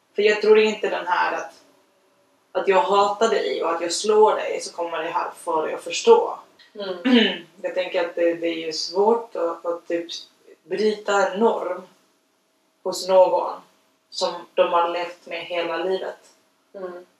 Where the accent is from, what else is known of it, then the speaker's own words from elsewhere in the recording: Chile; now in Sweden; jag är uppfostrad i Chile